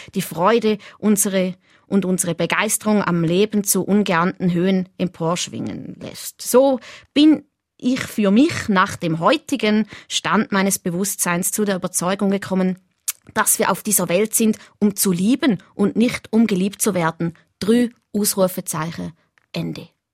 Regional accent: near Schaffhausen, Thurgau, Switzerland; now in Winterthur, Switzerland; Ich bin ja in der Nähe von Schaffhausen aufgewachsen in Richlingen

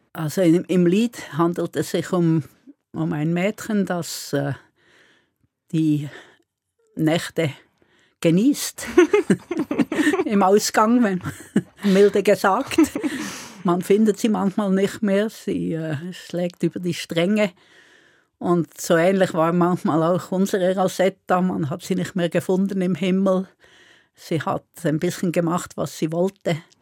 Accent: Solothurn, Switzerland; also born or lived in Basel; now in Bern, Switzerland; ursprünglich komme ich aus dem Kanton Solothurn und studiert habe ich in Basel

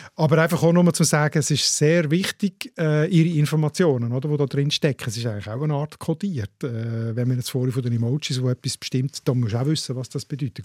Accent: Switzerland; bei uns in der Schweiz

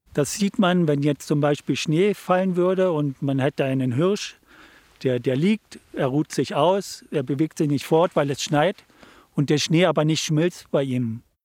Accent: Hoyerswerda, Saxony, Germany; also born or lived in Munich, Germany; now in Switzerland; als ich aus Hoyerswerda weggegangen bin, bin ich ja nach München gegangen

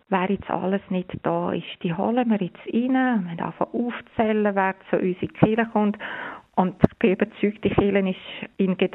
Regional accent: Switzerland; wir haben jetzt bei uns in der Schweiz, wir sind privilegiert. Wir haben eine Regierung, wir haben ein Bundesamt, wo so sorgfältig, klar, immer wieder uns informiert.

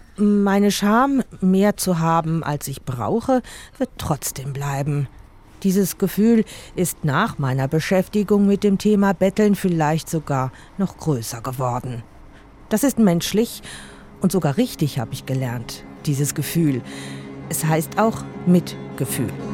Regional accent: Basel, Basel-Stadt, Switzerland; Zurück an meinem Heimatort Basel

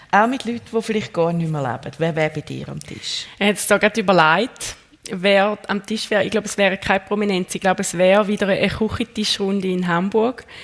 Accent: Zurich, Switzerland; ja, das kann ich als Zürcherin

